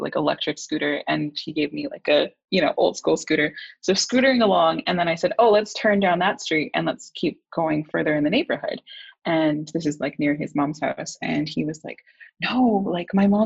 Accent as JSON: {"language": "English", "town": "Vancouver", "region": "British Columbia", "country": "Canada", "tie": "born or raised there", "said": "I was born and raised here in East Van in the unceded territories of the Musqueam, Squamish, and Tsleil-Waututh Nations"}